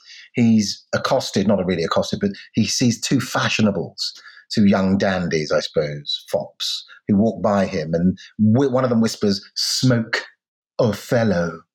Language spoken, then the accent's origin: English; United Kingdom; the Britain that I grew up